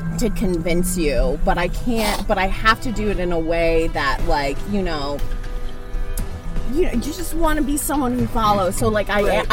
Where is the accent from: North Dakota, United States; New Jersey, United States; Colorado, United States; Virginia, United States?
Colorado, United States; Denver; moved away; I grew up in Denver, not a lot of Jews